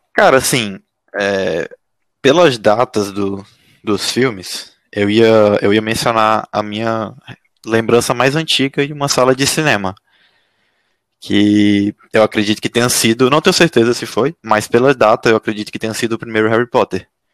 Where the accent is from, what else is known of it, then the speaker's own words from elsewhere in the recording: Piauí, Brazil; now in São Paulo, Brazil; eu sou piauiense, mas moro em São Paulo